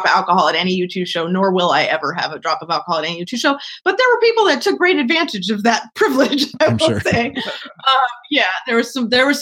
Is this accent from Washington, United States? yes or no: yes; Seattle, Washington, United States; I'm from Seattle